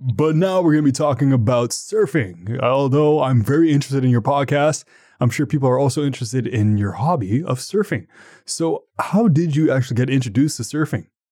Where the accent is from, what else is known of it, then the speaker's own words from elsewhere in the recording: Canada; me being Canadian, Canadian